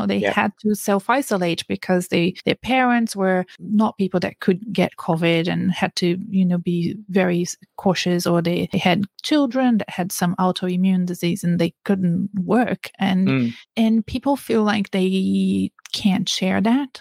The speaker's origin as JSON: {"language": "English", "country": "Brazil", "moved": "yes", "lives_now": "Australia", "said": "I'm from Brazil."}